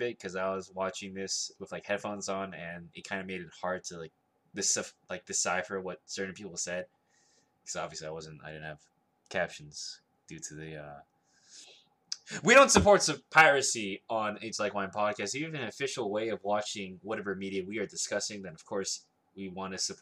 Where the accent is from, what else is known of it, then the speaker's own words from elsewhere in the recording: the South, United States; I'm from the South